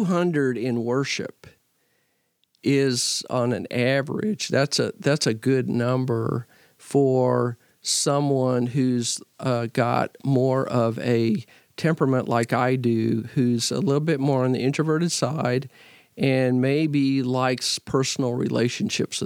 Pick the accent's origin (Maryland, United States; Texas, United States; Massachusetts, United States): Texas, United States; Fort Worth; also born or lived in Nacogdoches, Texas / Missouri; I grew up in Fort Worth at St. Paul, which is a church that worships about 800